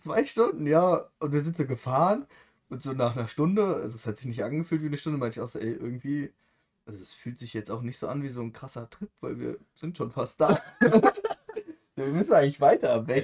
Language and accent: German; Germany; als Deutscher